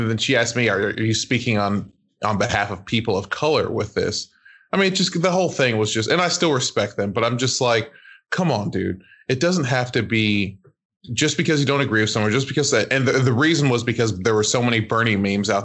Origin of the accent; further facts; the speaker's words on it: Nigeria; it's Nigerian first, everything else when I need to be